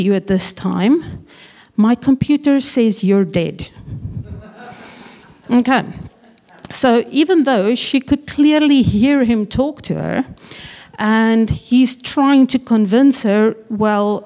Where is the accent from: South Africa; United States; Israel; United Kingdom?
South Africa; now in New Zealand; We are originally from South Africa and have been in New Zealand for, oh gosh, going on 16 years now